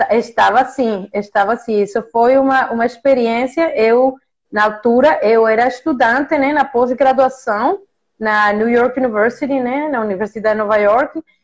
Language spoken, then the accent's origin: Portuguese; Mexico; Portuguese is a second language; moved away as an adult; also born or lived in Massachusetts, United States / Italy / Prague / Canada; Nasci e cresci no México